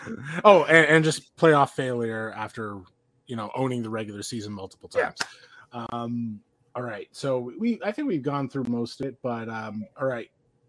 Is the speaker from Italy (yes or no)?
no; Salt Lake City, Utah, United States; I'm from Salt Lake City.